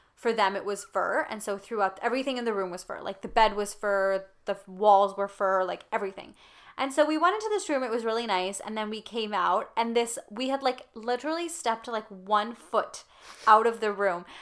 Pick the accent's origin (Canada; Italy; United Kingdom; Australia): Canada; we grew up in Canada for the most part